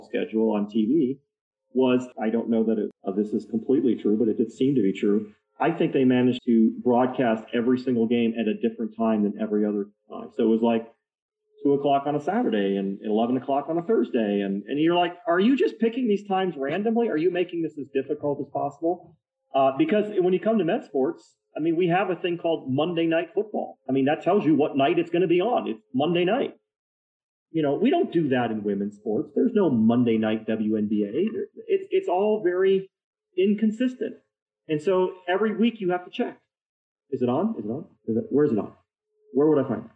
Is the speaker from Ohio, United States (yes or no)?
no; Detroit, Michigan, United States; now in Utah, United States; I grew up in Detroit